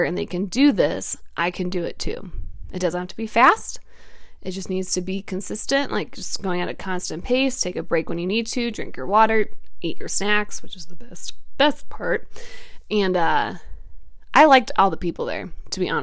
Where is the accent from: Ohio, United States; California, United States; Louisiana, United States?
Ohio, United States; I'm from Ohio